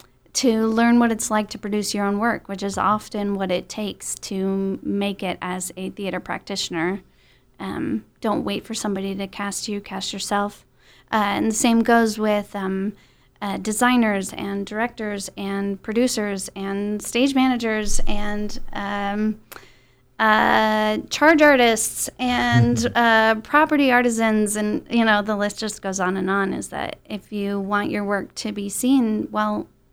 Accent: Netherlands; also born or lived in Texas, United States; And then when I was 13, I moved to Holland and went to high school in Holland.

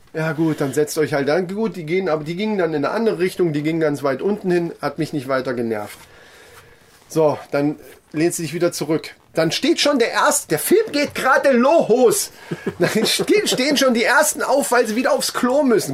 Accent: Kassel, Hesse, Germany; wir sind aus Kassel

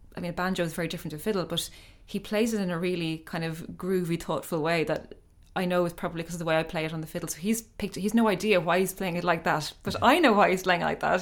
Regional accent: Ireland; growing up in Ireland and traveling around, I mean, we, we used to go on the Shannon a lot. My father had a barge

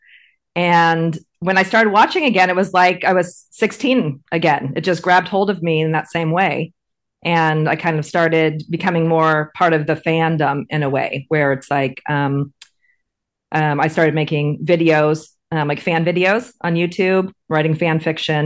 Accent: California, United States; moved away as an adult; now in Shanghai, China; I grew up in California, and I was, I think, 13 when Moonlighting aired.

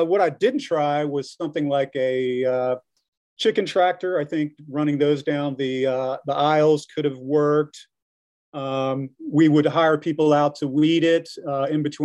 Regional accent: Greenville, South Carolina, United States; now in Ware Shoals, United States; I am from Greenville, South Carolina, so I didn't grow up here in the area. I was a suburban kid

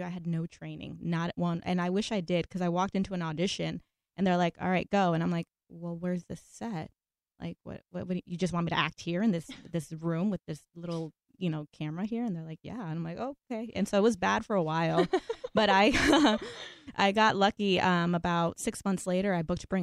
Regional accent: Los Angeles, California, United States; I'm first generation American, born and raised here in Los Angeles.

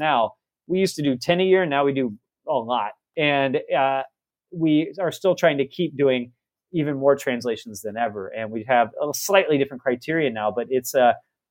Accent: Texas, United States; I'm from Texas. I'm the kid from the prairie.

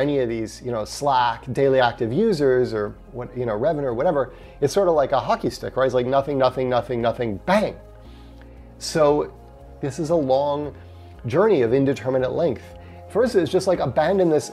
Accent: United States; accent: American; I'm American

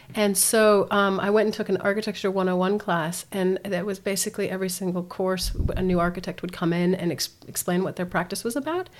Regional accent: Aspen, Colorado, United States; also born or lived in Europe; now in Christchurch, New Zealand; I was born and raised in Aspen, Colorado

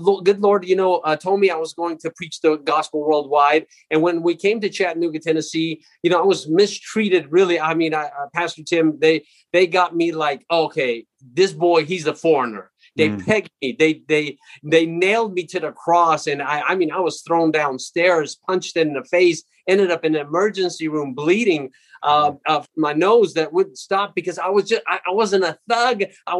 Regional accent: Jerusalem, Jerusalem District, Israel; born there; Well, I was born in Jerusalem. It's a small place that everybody's heard about, and I was born in an Armenian community.

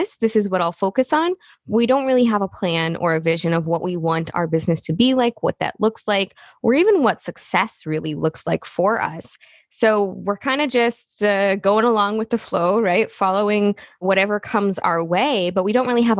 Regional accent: Midwest, United States; I'm from the Midwest

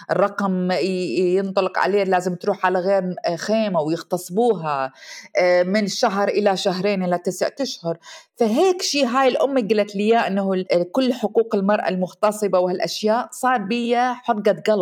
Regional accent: Iraq; moved away as an adult; now in United States; ومرت السنين طبعا وطلعت آه، من العراق وتزوجت والزواج كان ظالم وطلقت وشفت نفسي وجدت نفسي بامريكا وحدي بدون اهلي

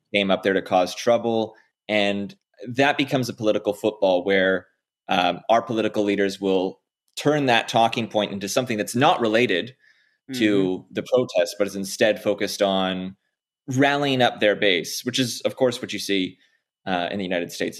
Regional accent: Canada; as a Canadian

